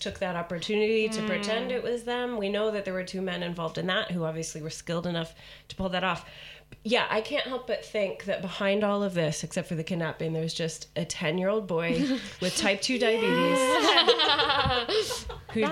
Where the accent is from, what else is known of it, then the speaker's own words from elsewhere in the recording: United States; as an American